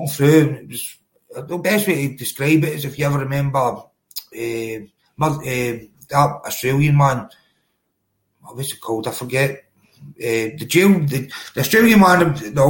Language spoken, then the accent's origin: English; Cumbernauld, Scotland, United Kingdom; also born or lived in Glasgow; I was born in Cumbernauld. It's literally, it's the borders, right in the border of Glasgow